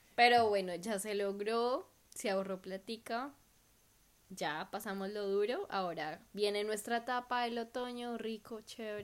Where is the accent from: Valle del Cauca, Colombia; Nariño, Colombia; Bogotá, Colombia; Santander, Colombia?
Bogotá, Colombia; now in Perth, Australia; nosotros rolos